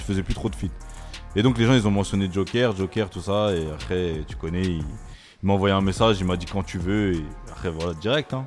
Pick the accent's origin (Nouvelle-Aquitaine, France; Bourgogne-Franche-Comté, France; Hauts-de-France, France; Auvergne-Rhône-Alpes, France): Nouvelle-Aquitaine, France; Libourne; je suis né à Bordeaux